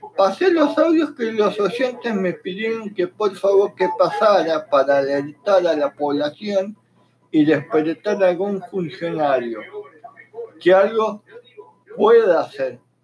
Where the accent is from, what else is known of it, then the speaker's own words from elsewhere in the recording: Argentina; Como argentinos